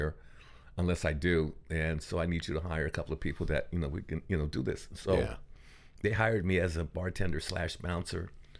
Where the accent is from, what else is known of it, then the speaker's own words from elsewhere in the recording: Los Angeles, California, United States; and I was from Los Angeles. I kind of grew up in South